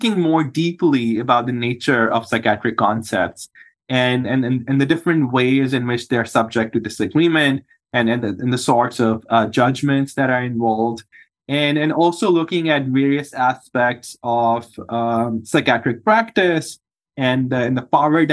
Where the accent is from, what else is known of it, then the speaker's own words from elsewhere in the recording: Pakistan; moved away as an adult; now in United States; I'm from Pakistan originally. That's where I was born and grew up, and I did my medical school